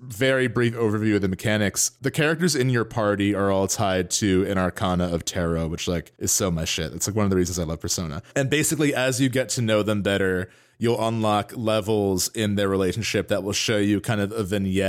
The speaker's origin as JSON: {"language": "English", "region": "New Jersey", "country": "United States", "said": "we are both from Northern New Jersey. We're very close to New York by train."}